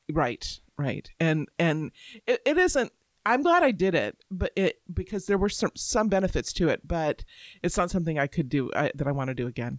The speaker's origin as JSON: {"language": "English", "town": "Tampa", "region": "Florida", "country": "United States", "tie": "born or raised there", "moved": "yes", "lives_now": "Alabama, United States", "said": "I grew up in Florida"}